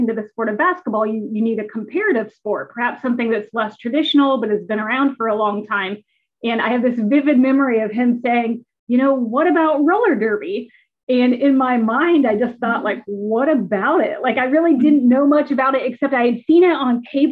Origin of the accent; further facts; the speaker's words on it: Indiana, United States; moved away as an adult; also born or lived in Massachusetts / Nebraska / Louisville, Kentucky; growing up in Indiana, a true Hoosier at heart, I grew up on basketball